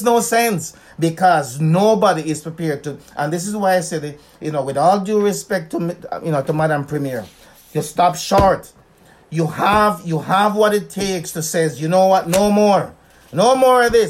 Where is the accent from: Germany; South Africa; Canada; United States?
Canada; Winnipeg, Manitoba; I'm from Winnipeg